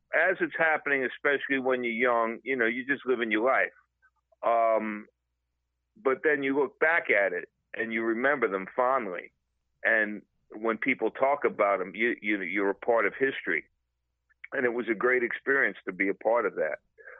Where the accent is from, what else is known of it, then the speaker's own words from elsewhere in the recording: New York City, New York, United States; accent: Brooklyn; So I always tell people I was born in the South. South Brooklyn.